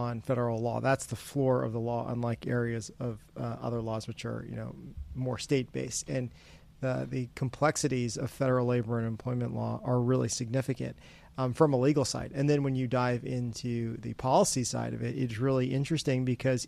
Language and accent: English; Florida, United States; moved away as an adult; also born or lived in Boca Raton, Florida; now in Washington, D.C., United States; I grew up in Florida. I was a Florida man, happily living in Boca Raton, Florida, in Palm Beach County